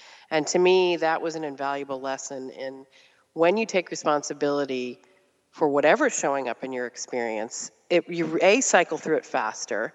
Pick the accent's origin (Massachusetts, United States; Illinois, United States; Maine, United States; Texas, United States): Massachusetts, United States; Randolph; also born or lived in Canton, Massachusetts / Brookline, Massachusetts; we grew up in Randolph, Massachusetts, and then moved to Canton